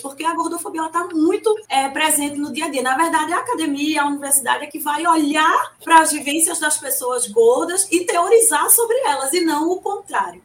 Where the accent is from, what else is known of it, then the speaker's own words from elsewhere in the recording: Recife, Pernambuco, Brazil; Eu sou uma pessoa muito carnavalesca, como uma boa recifense